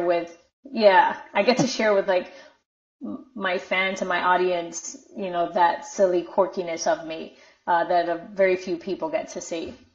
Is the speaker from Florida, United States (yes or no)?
yes; Miami, Florida, United States; also born or lived in Minnesota; I grew up in Miami, so I was never a minority in Miami.